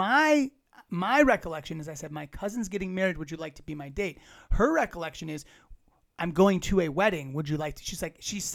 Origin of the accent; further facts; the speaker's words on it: Virginia, United States; I'm from Virginia